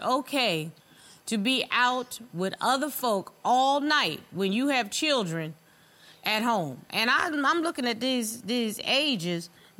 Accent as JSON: {"language": "English", "region": "the South", "country": "United States", "said": "I'm old school. I'm from the South."}